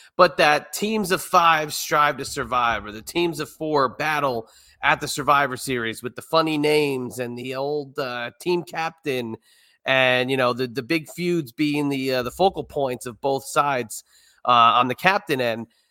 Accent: New York City area, United States; growing up in the New York City area

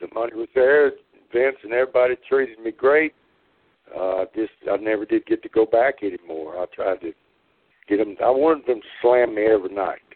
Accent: the South, United States; I'm from the South, used to be in the South

